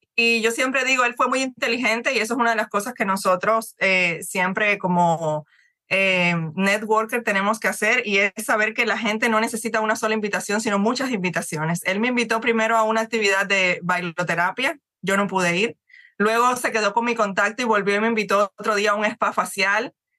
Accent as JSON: {"language": "Spanish", "country": "Cuba", "also_born_or_lived": "Ecuador / Dominican Republic", "moved": "as an adult", "lives_now": "Miami, United States", "said": "yo soy cubana, tengo ya más de 20 años, 22 años que me fui de mi país prácticamente tengo ya más, más vida fuera que, dentro"}